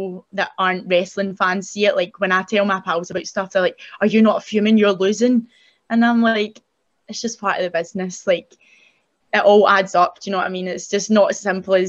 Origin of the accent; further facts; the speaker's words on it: Scotland, United Kingdom; I was from Scotland